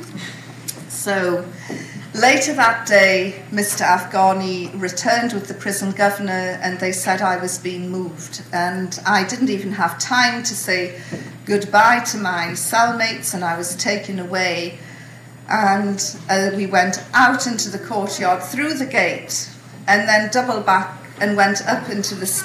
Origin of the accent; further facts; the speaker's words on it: United Kingdom; I'm British